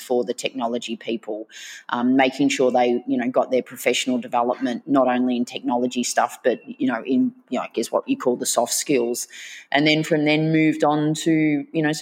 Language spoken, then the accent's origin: English; Melbourne, Victoria, Australia; also born or lived in Bermagui, New South Wales; grew up in a suburb called Reservoir, and then we moved to Greensboro